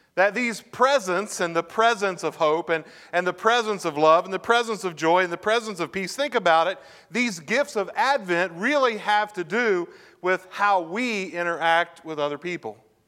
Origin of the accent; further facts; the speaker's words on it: Parkersburg, West Virginia, United States; also born or lived in Lubeck, West Virginia; I grew up in Parkersburg, grew up in Lubeck